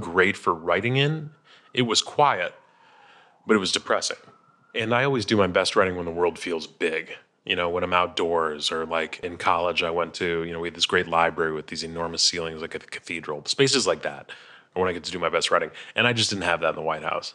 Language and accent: English; Chicago, Illinois, United States; we're both from Chicago